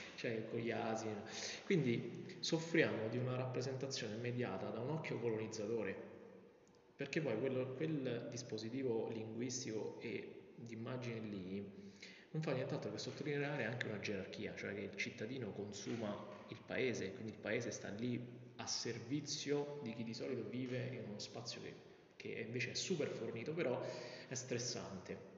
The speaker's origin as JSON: {"language": "Italian", "town": "Vicovaro", "region": "Lazio", "country": "Italy", "said": "vengo da Vicovaro, quindi l'idea del paese piccolo"}